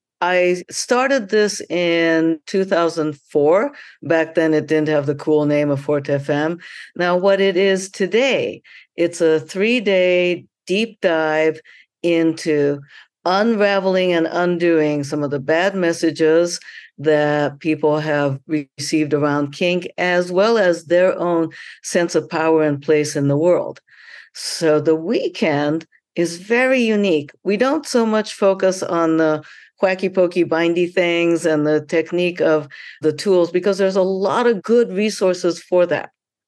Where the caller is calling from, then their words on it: Atlanta, Georgia, United States; And I am signing in from Atlanta, where the amazing Sex Down South is happening.